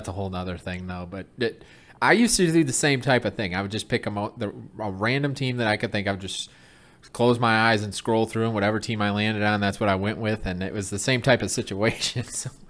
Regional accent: Flint, Michigan, United States; now in central Illinois, United States; I'm from Michigan, so I grew up in Flint, Michigan, and I actually grew up going to Detroit Lions games.

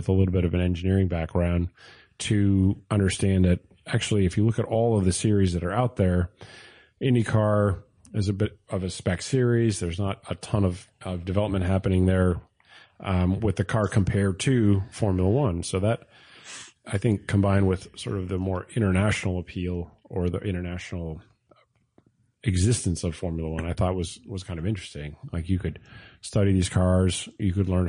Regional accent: Port Jefferson, New York, United States; I grew up in Port Jeff

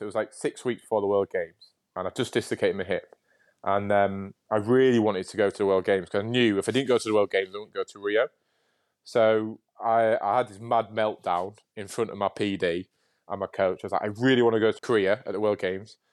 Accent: Hull, Yorkshire and the Humber, United Kingdom; moved away; also born or lived in Nottingham; I was born in Nottingham, but raised in Yorkshire

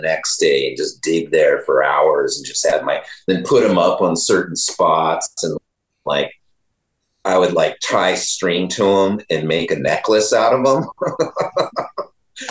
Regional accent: Northern California, United States; I was just from NorCal

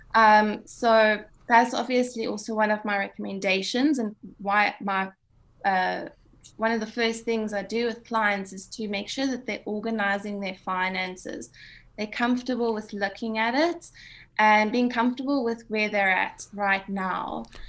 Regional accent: South Africa; being South African

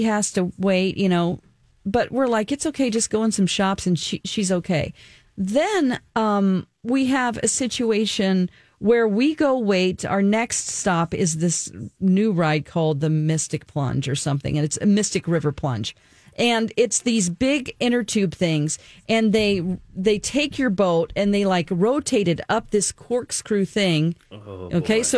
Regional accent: Springfield, Missouri, United States; now in Minneapolis, United States; my hometown of Springfield, Missouri

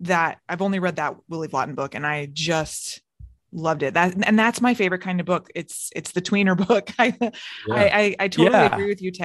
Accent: Orlando, Florida, United States; I'm from Orlando

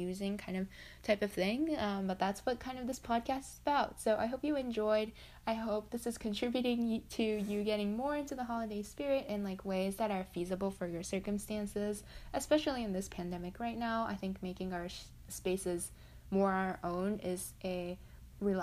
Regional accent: Japan; I'm just from Japan

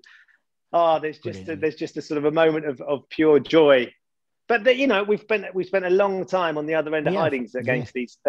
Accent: Epping, East of England, United Kingdom; So I grew up in Epping. I was born at St. Margaret's Hospital.

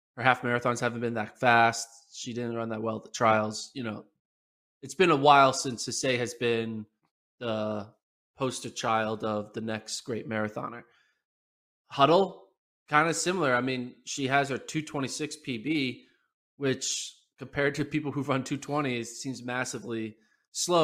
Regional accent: United States; as an American

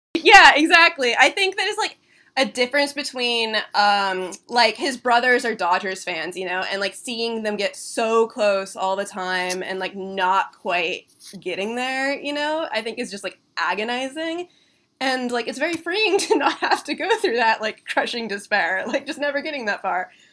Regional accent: Kirkland, Washington, United States; moved away as an adult; also born or lived in Vermont; I was like born and raised in Kirkland

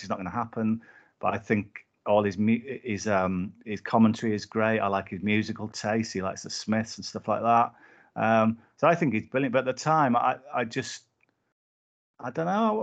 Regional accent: Whitehaven, North West England, United Kingdom; I grew up in Whitehaven, um, in Cumbria

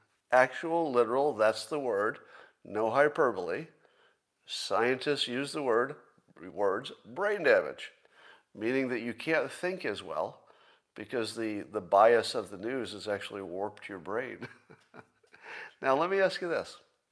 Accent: Windham, New York, United States; where I grew up in Windham, New York, upstate New York.

